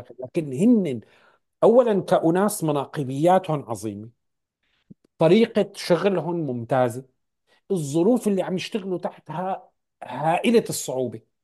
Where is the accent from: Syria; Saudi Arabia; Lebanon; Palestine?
Syria; moved away as an adult; now in Canada; انا فلسطيني فلسطيني سوري